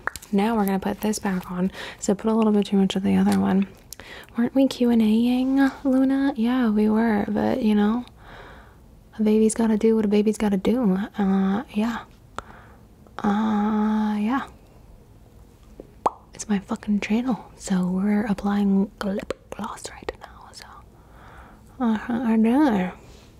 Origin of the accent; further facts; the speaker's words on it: Cali, Valle del Cauca, Colombia; also born or lived in East Coast, United States; now in United States; I'm originally from Cali, Colombia. And then we went and we flew to the United States. And now I live on the East Coast of the United States of America.